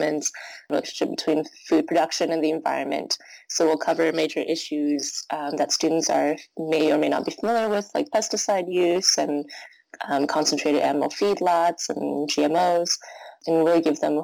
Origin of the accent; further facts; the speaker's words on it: Bay Area, California, United States; also born or lived in China; My parents and I came to the U.S. when I was 4 from China and basically grew up in the Bay Area